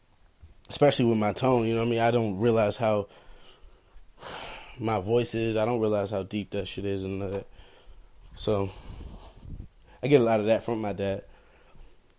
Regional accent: Maryland, United States; I grew up in Maryland.

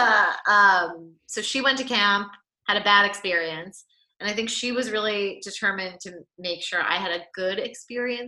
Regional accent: New York City, New York, United States; I'm from New York City. I grew up in the city

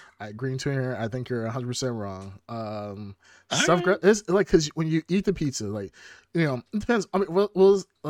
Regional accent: Chicago, Illinois, United States; we're all from Chicago area.

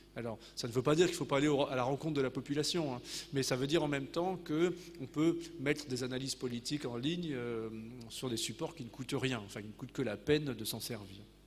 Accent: Normandy, France; chez nous en Normandie

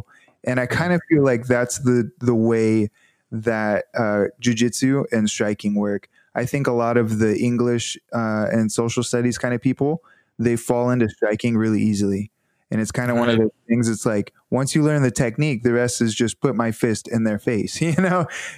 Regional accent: the South, United States; You know, I'm from the South and people are much more polite to your face, and then they'll say something behind your back, you know.

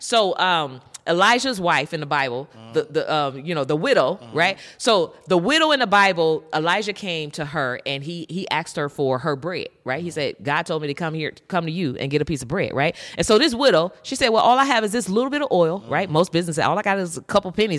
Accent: San Francisco Bay Area, California, United States; I'm from the San Francisco Bay Area

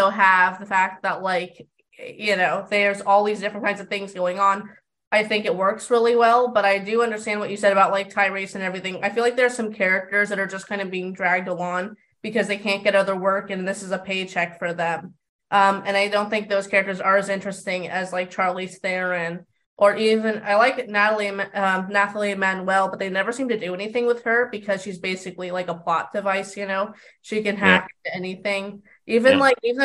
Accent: California, United States; I'm from California

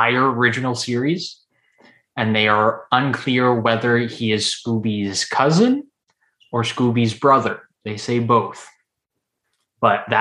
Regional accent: Texas, United States; we are from Texas

